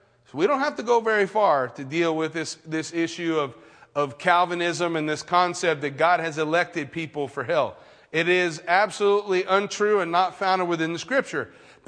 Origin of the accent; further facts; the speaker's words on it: Redlands, California, United States; I grew up in Redlands, which is a pretty big, fairly big town, big small town in California